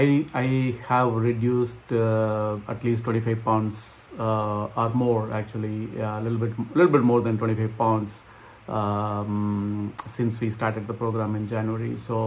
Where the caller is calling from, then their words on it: Philadelphia, Pennsylvania, United States; I'm calling from Philadelphia, Pennsylvania in US.